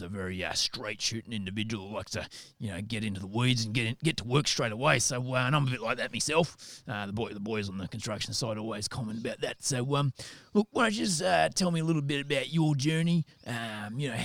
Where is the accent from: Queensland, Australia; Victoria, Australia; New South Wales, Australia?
Queensland, Australia; Logan; I grew up in Logan on the south side of Brizzy